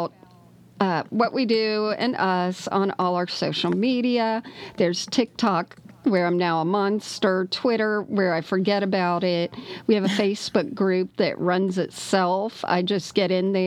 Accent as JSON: {"language": "English", "region": "South Florida", "country": "United States", "tie": "born or raised there", "said": "Bonnie and I grew up together in South Florida in a Baptist church"}